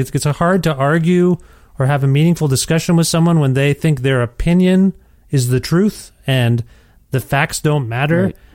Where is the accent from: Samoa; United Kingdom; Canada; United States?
Canada; now in Edmonton, Canada; as a Canadian